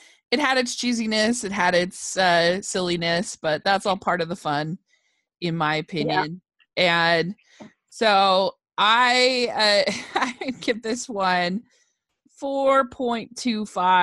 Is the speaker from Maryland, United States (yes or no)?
yes; Maryland, United States; I grew up in Maryland